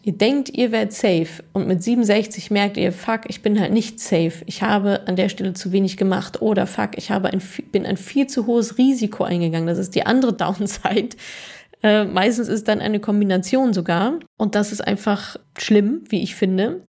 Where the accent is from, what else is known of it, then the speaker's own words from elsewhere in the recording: Ruhr area, North Rhine-Westphalia, Germany; ich bin ja Ruhrpott-Kind und ich bin quasi im Westfalenstadion aufgewachsen